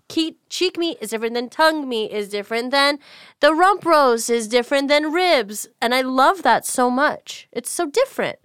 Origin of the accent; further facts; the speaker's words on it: United States; I'm an American